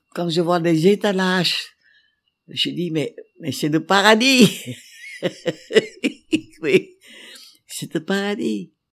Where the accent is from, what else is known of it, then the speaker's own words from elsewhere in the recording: Vietnam; je suis vietnamienne